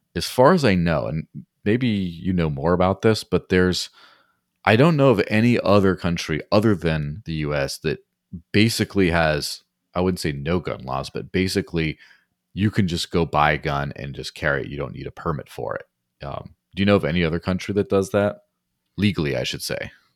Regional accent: Mexico; now in New Hampshire, United States; growing up in Mexico

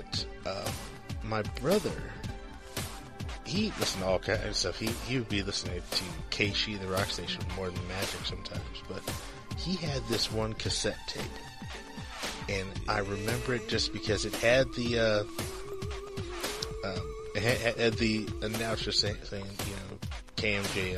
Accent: St. Louis, Missouri, United States; the black station that we grew up with in St. Louis.

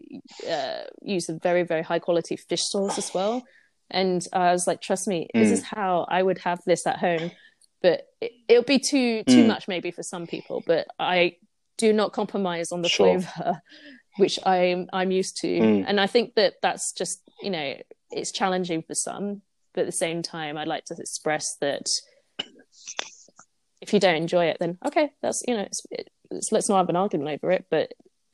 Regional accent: Singapore; now in United Kingdom; knowledge as a Singaporean Brit. And this is how I like to make it, given the ingredients I have as well in the UK.

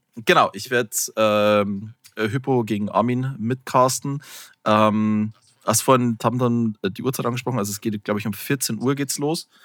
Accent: Bavaria, Germany; ich komme ja aus Bayern, was man ja durchaus sagen kann, was so die, die Bierregion schlechthin ist

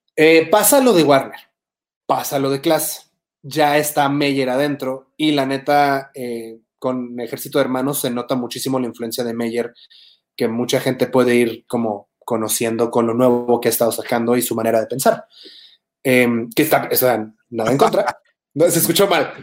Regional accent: Tijuana, Baja California, Mexico; moved away as an adult; now in Mexico City, Mexico; soy de Tijuana

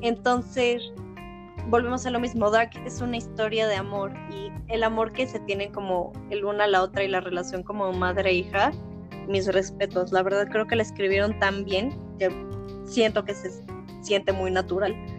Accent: Mexico; nosotros somos mexicanos

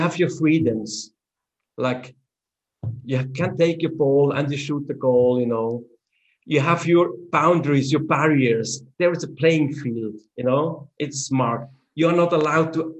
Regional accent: Switzerland; English is a second language; even within our country, we have three main languages. That's German, French, and Italian.

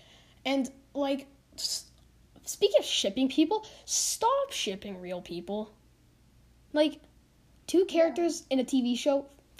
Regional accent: Canada; I live in Canada

